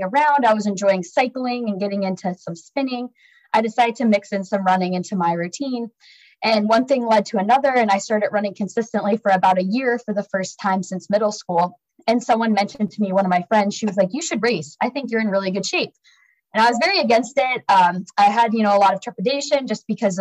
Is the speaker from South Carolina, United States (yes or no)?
no; Dayton, Ohio, United States; I'm originally from Ohio. I grew up in Dayton, Ohio